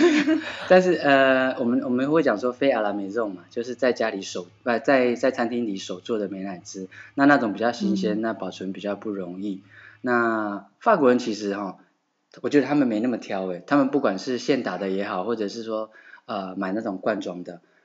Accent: Taiwan; now in Bordeaux, France; 那是我们台湾人，我们，我们，我们，呃，有在做料理的，我们私底下就讲这就是过三关嘛

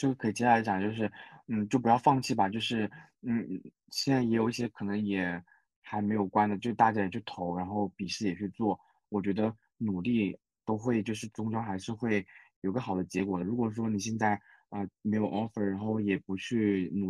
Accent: China; now in Japan; 就是我一个外国人讲的话听不懂，那那不是你本地人的问题吗？那像我们中国人，如果一个外国人跟我们中文讲话

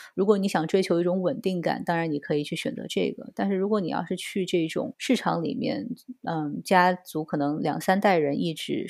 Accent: China; moved away as an adult; now in Barcelona, Spain; 作为中国人来说

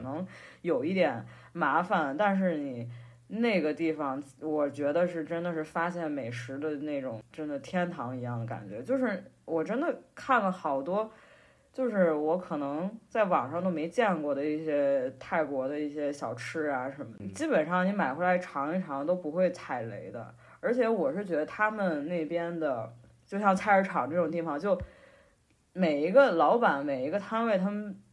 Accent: Henan, China; 因为我是河南人嘛，我可能比较喜欢吃面食

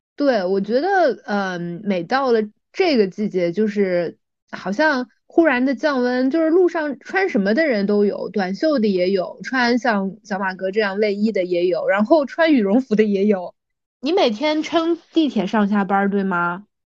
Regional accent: Shanghai, China; 对于我们上海人来说，它真的是一个从小的记忆

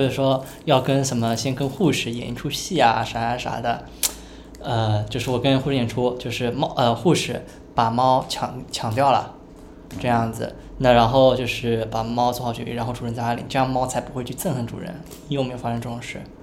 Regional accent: Shanghai, China; 因为我上海人嘛

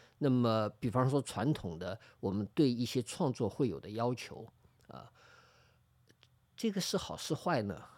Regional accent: Shanghai, China; 我其实以前就在这儿附近长大啊，我的小学、中学什么我都是家里都住在这里，就住在现在录音的这个地方的斜对面啊，

